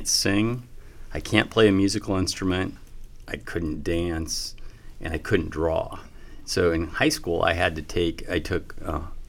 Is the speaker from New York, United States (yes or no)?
no; Colorado, United States; moved away as an adult; also born or lived in Nebraska; now in Omaha, United States; I grew up in Colorado